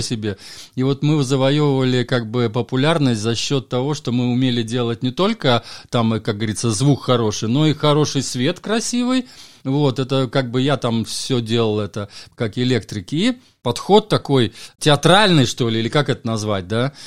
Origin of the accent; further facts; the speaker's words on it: Valka, Valka Municipality, Latvia; also born or lived in Valga, Estonia / Ireland; я родился в Латвии, а в таком городке Валка-Валга. Он как раз на границе Латвии с Эстонией находится.